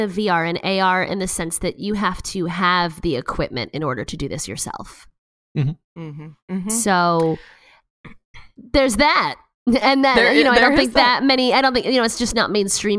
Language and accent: English; New York, United States; now in California, United States; As a New Yorker